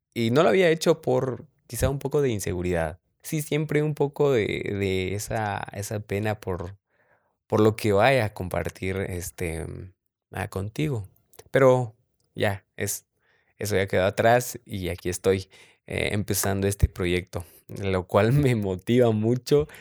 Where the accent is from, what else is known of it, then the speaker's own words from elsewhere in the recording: San Marcos, Guatemala; soy de Guatemala, de San Marcos específicamente, orgullosamente Chapín.